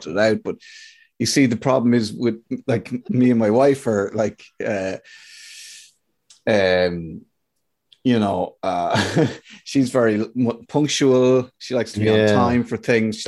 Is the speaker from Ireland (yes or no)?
yes; Athlone, Midlands, Ireland; Where I grew up in Athlone in the Midlands